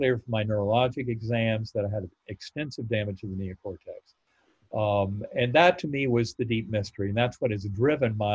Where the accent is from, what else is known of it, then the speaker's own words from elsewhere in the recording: North Carolina, United States; my Methodist church growing up in North Carolina